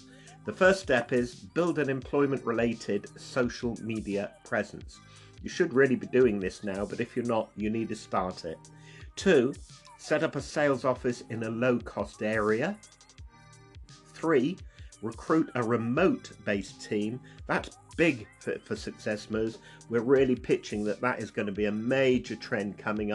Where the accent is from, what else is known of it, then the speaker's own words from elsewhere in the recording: United Kingdom; I'm obviously British